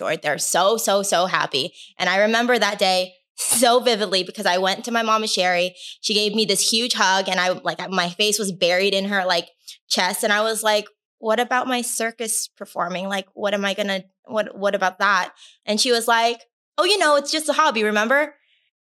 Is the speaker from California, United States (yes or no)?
yes; Anaheim, California, United States; I grew up in Anaheim. And Anaheim is in Orange County